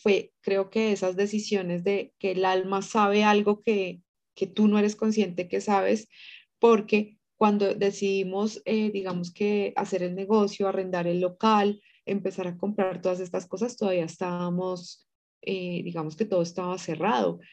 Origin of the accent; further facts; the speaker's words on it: Tunja, Boyacá, Colombia; moved away as an adult; now in Bogotá, Colombia; nací en Tunja, pero pues ya aquí en Bogotá llevo ya casi 20 años